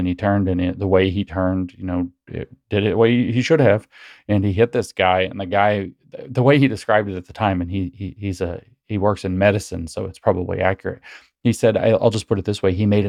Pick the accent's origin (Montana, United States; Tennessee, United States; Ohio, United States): Tennessee, United States; where I grew up here in East Tennessee, we have two different kinds of rattlesnakes.